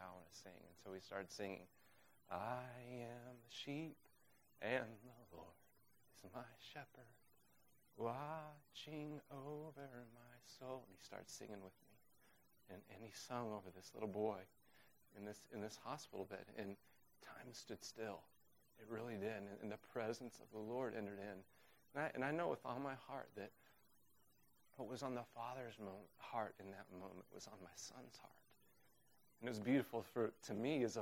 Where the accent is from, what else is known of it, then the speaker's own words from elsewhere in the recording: Oklahoma, United States; also born or lived in Uganda; now in Waltham, United States; I'm from Oklahoma